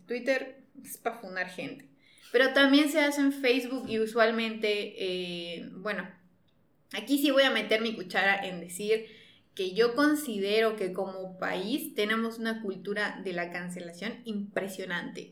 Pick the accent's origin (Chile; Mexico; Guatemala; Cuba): Mexico; Nos encanta funar como mexicanos